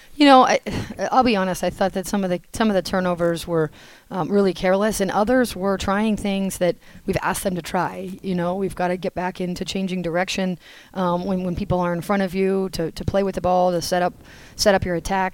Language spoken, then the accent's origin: English; New Hampshire, United States; moved away as an adult; now in North Carolina, United States; I'm from New Hampshire, as you probably know, and so I grew up on skis and snowboards